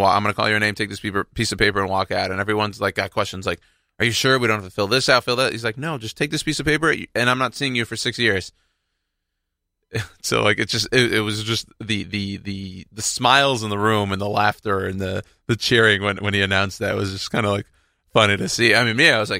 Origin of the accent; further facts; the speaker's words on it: Texas, United States; now in New York, United States; I'm from Texas.